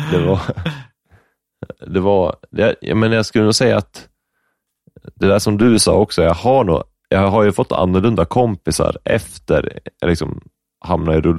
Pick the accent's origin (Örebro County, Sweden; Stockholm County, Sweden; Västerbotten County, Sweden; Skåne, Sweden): Stockholm County, Sweden; Upplands Väsby; born there; Upplands Väsby tror jag. Mm. Lövenströmska hette det tror jag.